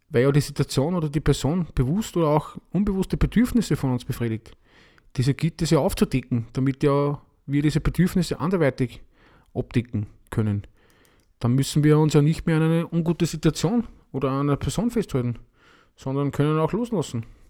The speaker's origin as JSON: {"language": "German", "country": "Austria", "said": "bei uns in Österreich"}